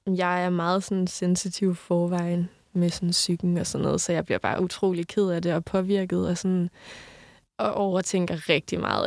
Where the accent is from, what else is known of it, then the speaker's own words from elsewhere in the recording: Southern Jutland, Southern Denmark, Denmark; moved away; hver gang jeg er hjemme, kører jeg op forbi hans hus, fordi det var mit barndomshjem